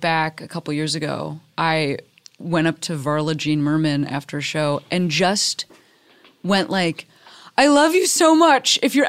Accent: Illinois, United States; I'm from Illinois.

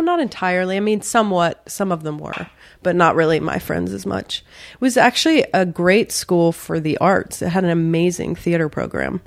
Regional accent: Virginia, United States; also born or lived in the South; I grew up in the South and Virginia predominantly

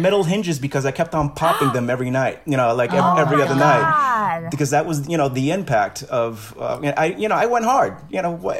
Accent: New York City, New York, United States; I'm from Brooklyn.

